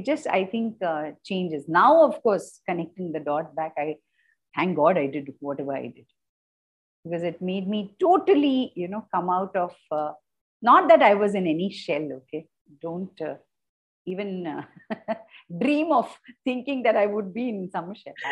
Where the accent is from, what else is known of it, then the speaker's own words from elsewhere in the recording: Kolkata, West Bengal, India; also born or lived in Bangalore / Delhi / Bombay; now in Chennai, India; I was born in Bangalore. Mm-hmm. Bred in Kolkata, buttered in Delhi, got married, went to Bombay, and now for the last 31 years, I'm in Chennai.